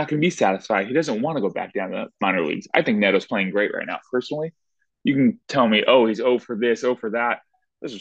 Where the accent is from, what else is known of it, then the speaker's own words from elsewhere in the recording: Southern California, United States; I'm from Southern California